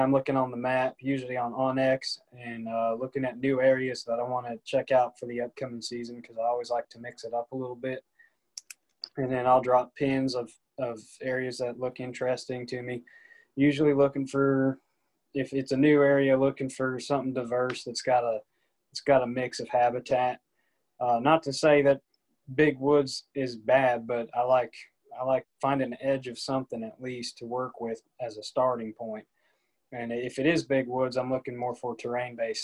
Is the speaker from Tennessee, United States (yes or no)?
yes; Nashville, Tennessee, United States; I'm from the Nashville area, grew up here